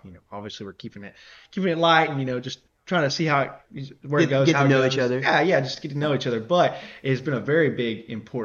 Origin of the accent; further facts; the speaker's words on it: Georgia, United States; I live where we grew up in Georgia.